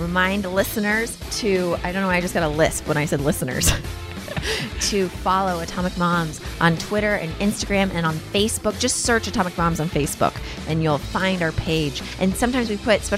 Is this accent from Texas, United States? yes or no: yes; Houston, Texas, United States; now in Los Angeles, United States; We're both in LA. We're both from Houston